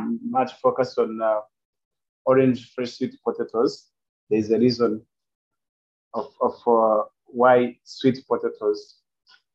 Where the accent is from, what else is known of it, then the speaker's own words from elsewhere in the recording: Rwanda; I'm coming from Rwanda. I'm in Rwanda, Kigali